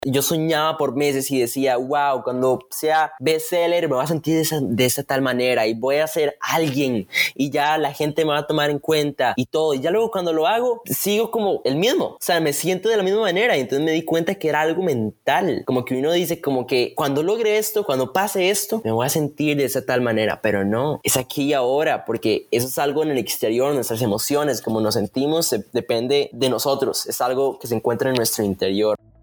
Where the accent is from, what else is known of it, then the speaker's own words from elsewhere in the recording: Costa Rica; soy de Costa Rica